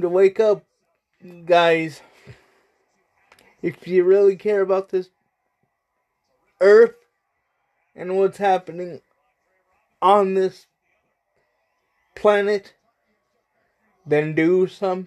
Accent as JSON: {"language": "English", "country": "United States", "said": "I'm only American"}